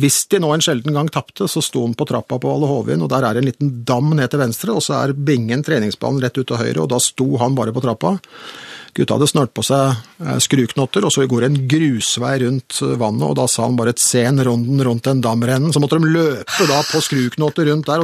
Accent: Oslo, Norway; jeg vokste opp på Oppsal og i Vålerenga

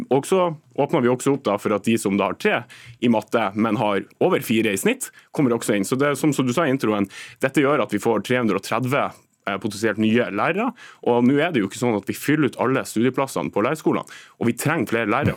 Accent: Nordland, Norway; der jeg kommer fra Nordland

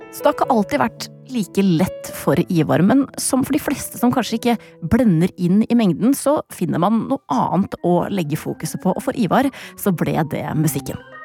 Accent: Larvik, Vestfold, Norway; min hjemby Larvik

